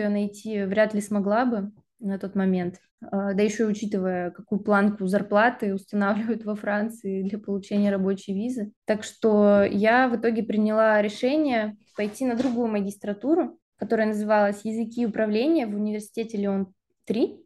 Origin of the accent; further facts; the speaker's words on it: Krasnoyarsk, Krasnoyarsk Krai, Russia; moved away as an adult; also born or lived in Irkutsk; now in France; Я из Сибири, из города Красноярска